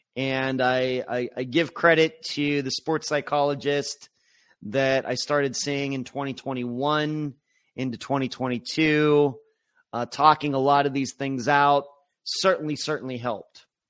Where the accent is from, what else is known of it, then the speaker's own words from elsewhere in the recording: Pennsylvania, United States; now in Florida, United States; I grew up in Pennsylvania